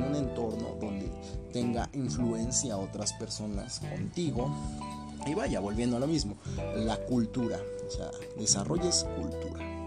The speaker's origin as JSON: {"language": "Spanish", "area": "Capulhuac", "region": "State of Mexico", "country": "Mexico", "said": "aquí en Capuluarca Aquí, pues no sé si alguno de los de aquí, de mi pueblito, me llegue a escuchar"}